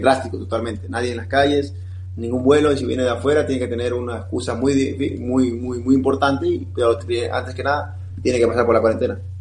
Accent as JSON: {"language": "Spanish", "town": "Guayaquil", "region": "Guayas", "country": "Ecuador", "tie": "born or raised there", "moved": "yes", "said": "Guayaquil, sobre todo en mi ciudad natal, tengo toda mi familia ahí"}